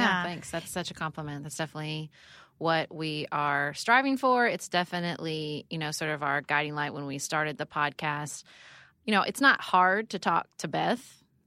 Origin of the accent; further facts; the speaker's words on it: Paducah, Kentucky, United States; also born or lived in Washington, D.C.; I moved back to Paducah, Kentucky, my hometown